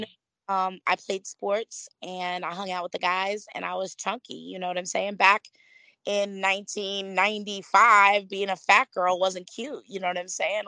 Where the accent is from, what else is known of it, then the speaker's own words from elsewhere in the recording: Florida, United States; also born or lived in Philadelphia, Pennsylvania; Florida raised me quite a bit